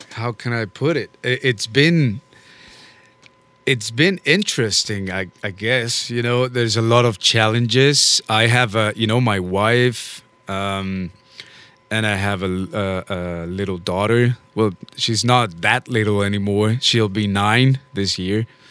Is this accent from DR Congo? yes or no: no; Bogota, Colombia; now in New Orleans, United States; I am originally from Bogota, Colombia